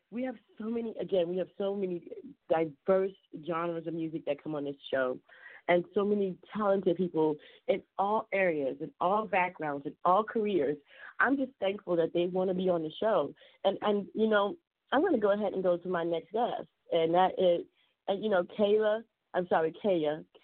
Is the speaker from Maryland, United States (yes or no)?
no; Chicago, Illinois, United States; I, I I'm from Chicago originally.